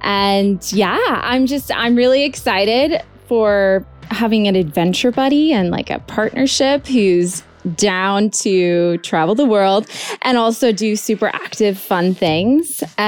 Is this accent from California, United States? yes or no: yes; Sacramento, California, United States; also born or lived in United Kingdom; I'm originally from Sacramento, California, but I'm actually half English. So I spent a lot of my childhood in the UK